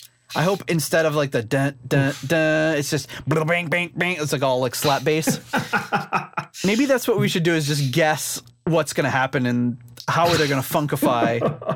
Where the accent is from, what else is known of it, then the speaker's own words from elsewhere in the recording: New York, United States; the fact that the Twin Towers are on the cover of this album and it says New York all over it, but we're from New York.